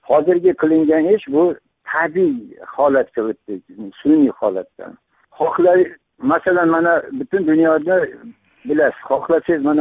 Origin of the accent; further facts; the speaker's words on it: Uzbekistan; moved away as an adult; now in Tashkent, Uzbekistan; tomda tug'ilib o'sganman o'qishga kirib toshkentda o'qishda bitirib toshkentda qoldim toshkentda kvartira oldim ya'ni haligi yosh mutaxassis sifatida hozirgacha